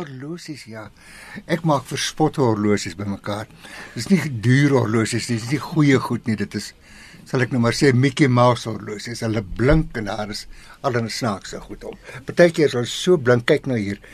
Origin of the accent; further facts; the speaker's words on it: Swakopmund, Erongo, Namibia; now in South Africa; Weet jy waar ek vandaan kom? Namibië. Of soos in die ou dae gesê het, Suidwes. Swakopmund.